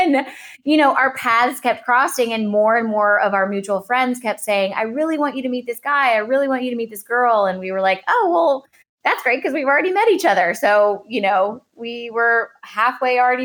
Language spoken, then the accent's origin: English; New Orleans, Louisiana, United States; also born or lived in Los Angeles, United States; we both grew up, were born and raised in New Orleans